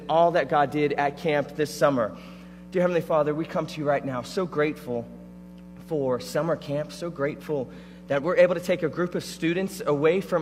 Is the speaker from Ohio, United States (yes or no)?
no; Florida, United States; I grew up in Florida, so I grew up going to Disney